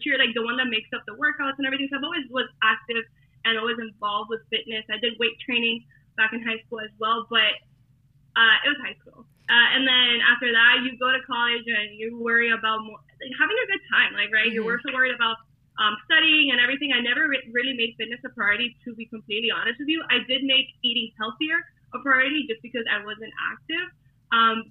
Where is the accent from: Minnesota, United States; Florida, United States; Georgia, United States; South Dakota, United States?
Florida, United States; Hialeah; I am from Hialeah, so you know where all the Cubans are at, here in Miami. So I am a Miami girl, and you could probably hear the accent, of course